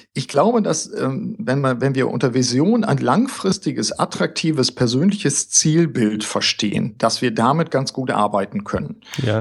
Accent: Germany; also born or lived in Osnabrück; bei uns zumindest in Deutschland

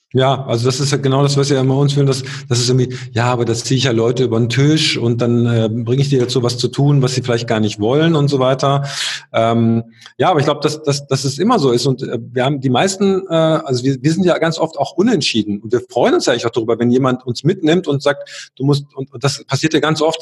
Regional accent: a small town near Aachen, North Rhine-Westphalia, Germany; in meinem Heimatort, das war so ein kleines Städtchen in der Nähe von Aachen

